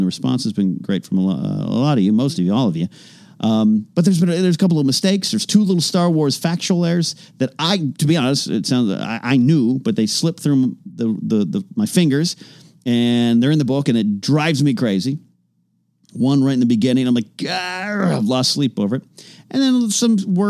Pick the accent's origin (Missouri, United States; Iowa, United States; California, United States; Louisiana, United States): California, United States; Arroyo Grande; my hometown, Arroyo Grande, California